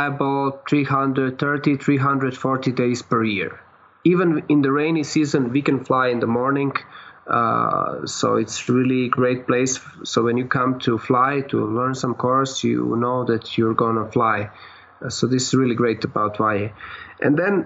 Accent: Croatia; moved away as an adult; now in Mexico; I come from Croatia.

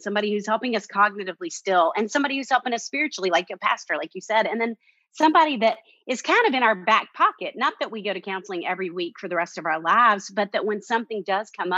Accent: Little Rock, Arkansas, United States; moved away as an adult; now in Nashville, United States; I'm from Little Rock, Arkansas, and got into Vanderbilt grad school

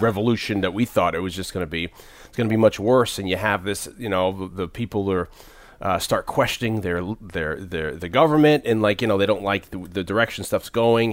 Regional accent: Connecticut, United States; I'm from Connecticut

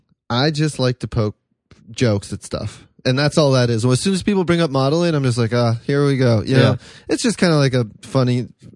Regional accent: Canada; moved away; also born or lived in France; I'm from Canada

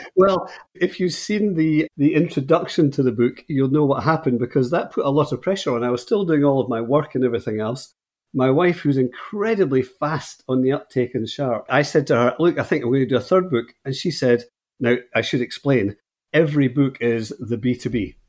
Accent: Scotland, United Kingdom; moved away as an adult; now in Northern Ireland, United Kingdom; I'm speaking to you from Northern Ireland, and I moved here about twelve years ago, but I'm from Scotland originally.

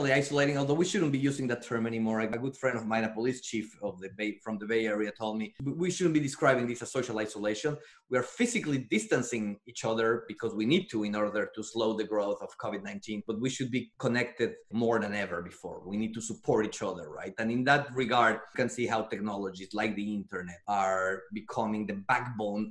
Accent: Mexico; moved away as an adult; also born or lived in Paris, France; now in United States; As you can hear by my accent, I'm Mexican-born. So I was born and raised in Mexico

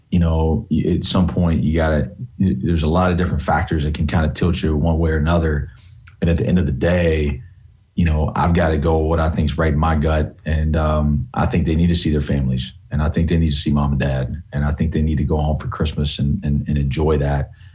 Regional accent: Columbia, South Carolina, United States; I grew up in Columbia

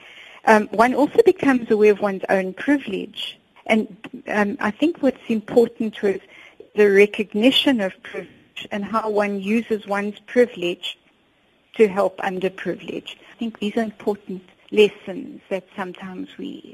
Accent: Johannesburg, Gauteng, South Africa; I grew up on Crown Mines in Joburg

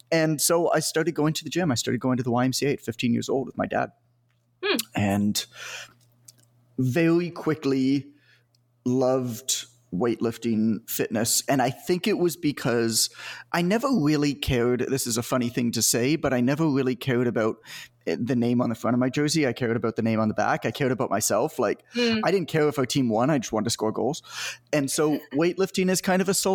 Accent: Canada; I'm from Canada, so I played hockey, obviously, because that's what we do.

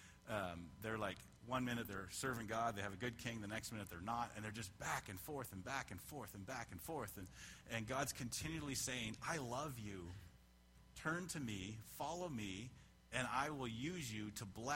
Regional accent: Canada; moved away; I'm a Canadian, so I immigrated from Canada.

